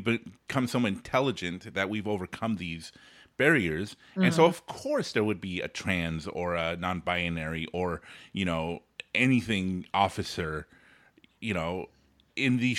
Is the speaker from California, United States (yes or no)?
yes; Los Angeles, California, United States; I grew up in Los Angeles